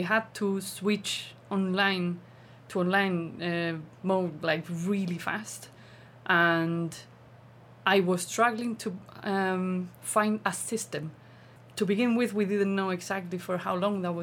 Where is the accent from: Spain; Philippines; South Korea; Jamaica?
Spain; Olivares, Andalusia; I am from Olivares, a small, well, it's a village in Sevilla province.